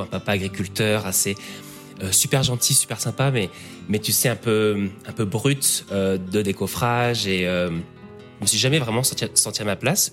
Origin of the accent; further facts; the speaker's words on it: Picardy, Oise, Hauts-de-France, France; moved away as an adult; now in Sydney, Australia; c'était pas simple dans les années 90, euh, en Picardie, euh, dans le fin fond de l'Oise, près de la Somme. Euh, grandir dans, cet environnement